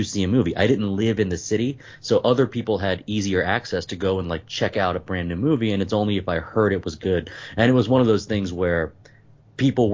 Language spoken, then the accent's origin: English; Tennessee, United States; I'm from Tennessee and I lived on the side of a mountain